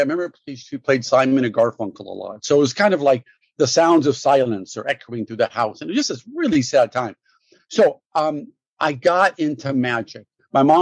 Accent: Los Angeles, California, United States; I grew up in Brentwood, LA, in Santa Monica, right off of Santa Monica in West

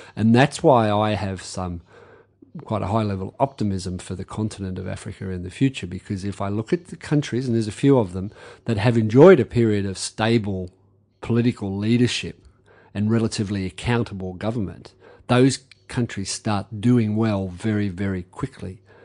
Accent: Campbelltown, New South Wales, Australia; It was Campbelltown. We were on the edge of Sydney

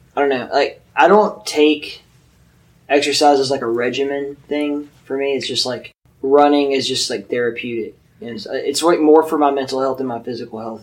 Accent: Mobile, Alabama, United States; moved away as an adult; also born or lived in California / Arizona / Mississippi; I grew up in Mobile, Alabama, with these two fuck faces

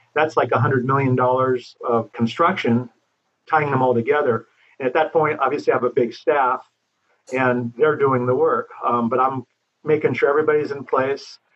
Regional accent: Los Angeles, California, United States; also born or lived in Hollywood / San Fernando Valley; I grew up in Laurel Canyon

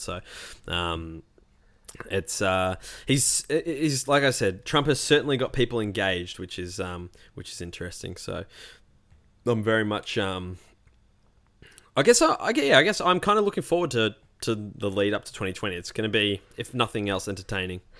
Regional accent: Melbourne, Victoria, Australia; the Melbourne CBD, my hometown

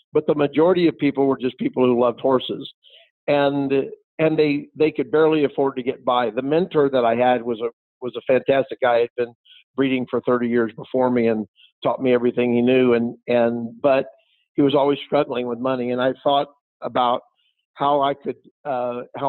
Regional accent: Kansas City, Missouri, United States; moved away; also born or lived in Cochise County, Arizona; I'm from Kansas City where it's been the frozen tundra there

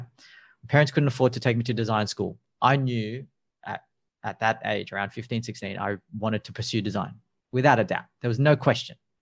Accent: Sydney, New South Wales, Australia; I'm from Sydney and we have 25 million people

